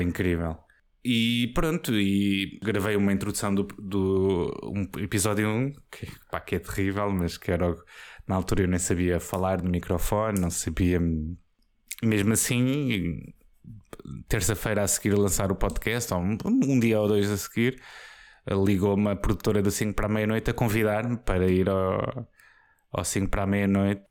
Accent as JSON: {"language": "Portuguese", "town": "Póvoa de Santa Iria", "region": "Lisbon", "country": "Portugal", "tie": "born or raised there", "said": "Eu cresci na Póvoa de Santiria"}